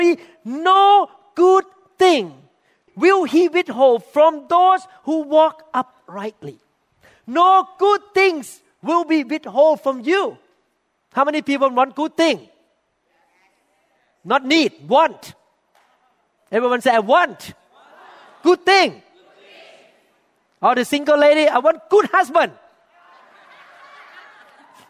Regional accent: Thailand; moved away; When we were growing up in Thailand

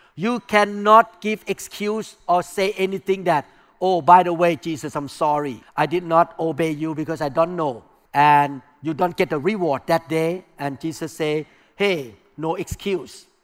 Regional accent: Thailand; English is a second language; moved away; I came from non-Christian background. I came from Buddhism. I came from Thai culture.

